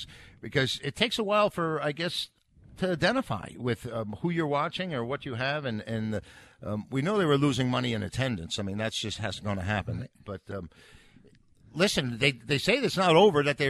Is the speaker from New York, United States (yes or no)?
yes; New York, United States; moved away; being a New Yorker.